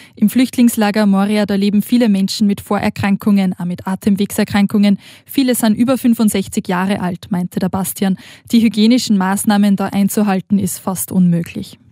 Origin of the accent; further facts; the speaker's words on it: Austria; moved away as an adult; now in Switzerland; Wie man vielleicht hört, bin ich aus Österreich, aber der Schocke und der Liebe wegen in die Schweiz gekommen